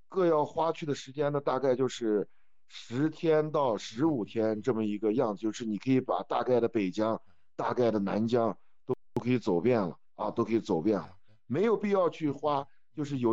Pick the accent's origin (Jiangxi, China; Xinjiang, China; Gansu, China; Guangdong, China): Xinjiang, China; 我是新疆人